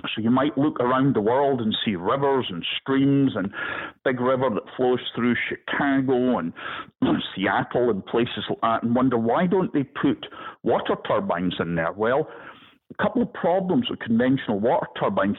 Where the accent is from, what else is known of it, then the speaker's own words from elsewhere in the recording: Scottish Highlands, Scotland, United Kingdom; moved away as an adult; now in Florida, United States; I'm a Highlander from Scotland, and my people, where I come from, we don't let things break as easily